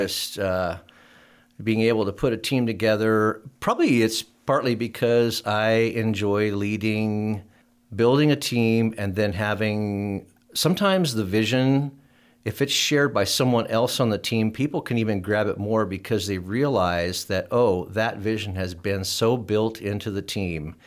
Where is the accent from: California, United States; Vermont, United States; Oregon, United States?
Oregon, United States; moved away; I was from Oregon